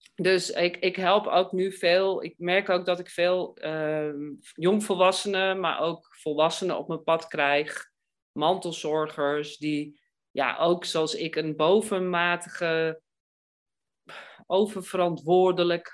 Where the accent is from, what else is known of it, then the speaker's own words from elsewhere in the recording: Amsterdam, North Holland, Netherlands; ik ben Amsterdammer